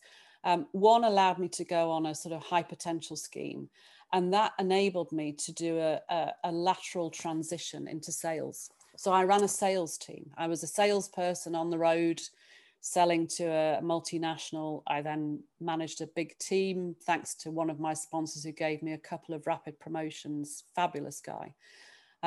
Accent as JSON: {"language": "English", "town": "Sheffield", "region": "Yorkshire and the Humber", "country": "United Kingdom", "tie": "born or raised there", "moved": "as an adult", "said": "I was born and brought up in Sheffield"}